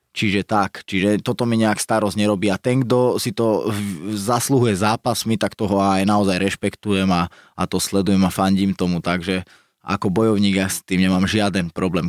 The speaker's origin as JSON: {"language": "Slovak", "town": "Nové Zámky", "region": "Nitra Region", "country": "Slovakia", "tie": "born or raised there", "said": "vyrastal som v Nových zámkoch"}